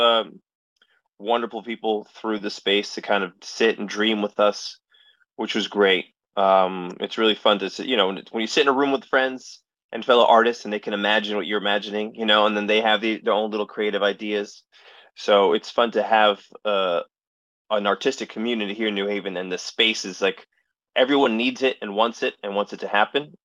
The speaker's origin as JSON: {"language": "English", "town": "Allentown", "region": "Pennsylvania", "country": "United States", "tie": "born or raised there", "moved": "yes", "said": "my hometown of Allentown, Pennsylvania is also the hometown of a college named Muhlenberg College."}